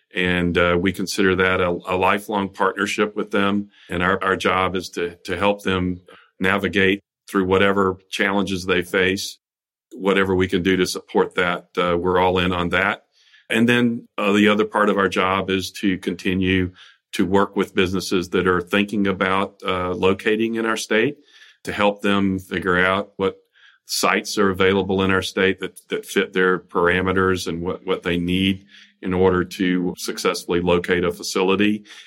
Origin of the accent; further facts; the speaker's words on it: South Carolina, United States; moved away as an adult; also born or lived in Washington, D.C.; my home state of South Carolina